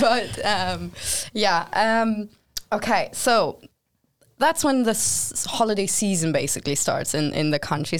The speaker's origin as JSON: {"language": "English", "country": "Germany", "moved": "yes", "said": "I'm from Germany"}